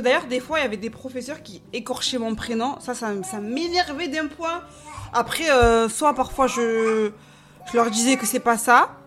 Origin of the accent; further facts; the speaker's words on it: Marseille, Provence-Alpes-Côte d'Azur, France; now in Montigny-lès-Cormeilles, France; j'ai grandi à Marseille. Dans le sud